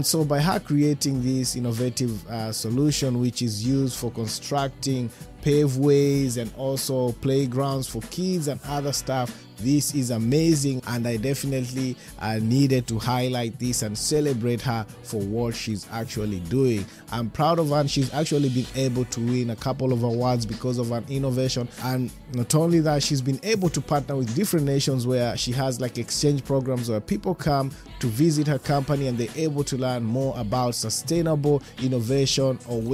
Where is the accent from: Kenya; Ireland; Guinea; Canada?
Kenya; being a Kenyan